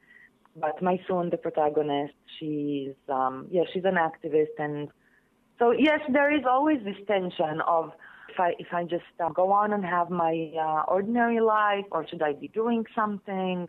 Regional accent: Israel; the Palestinians inside Israel and our lives

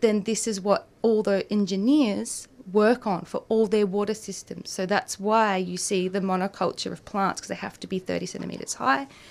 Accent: Gippsland, Victoria, Australia; I grew up in in Gippsland

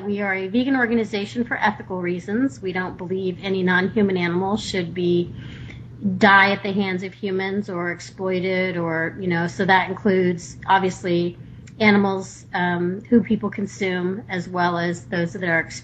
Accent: Texas, United States; now in Sonoma County, United States; I grew up in Texas

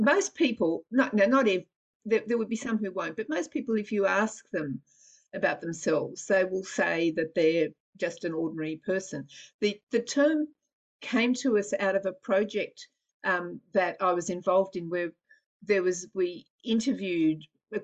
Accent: Nunawading, Victoria, Australia; I grew up on Springvale Road, Nunawading

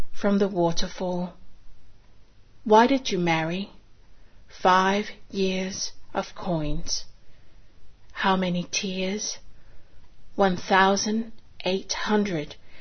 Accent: Singapore; now in Sydney, Australia; I was born in Singapore of Chinese descent

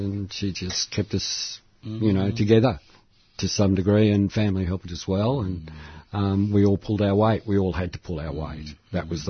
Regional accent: Melbourne, Victoria, Australia; I was born in Elwood.

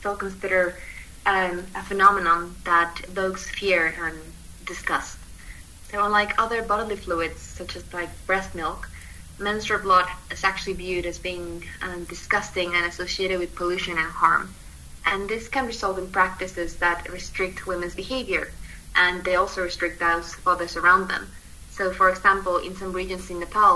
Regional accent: Mexico; moved away as an adult; now in United Kingdom; I was born in Mexico, and I moved to the UK in 2015, which is where I'm currently based

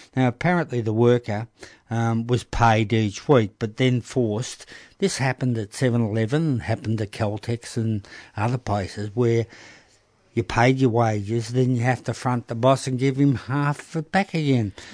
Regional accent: Melbourne, Victoria, Australia; also born or lived in Broadmeadows / Coolaroo; we came from North Melbourne

